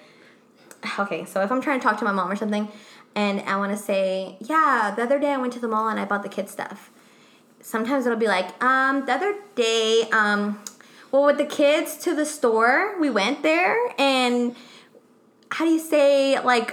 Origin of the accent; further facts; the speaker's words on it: Mexico; first language Spanish; English is a second language; moved away; I'm the most Mexican one because I was born in Mexico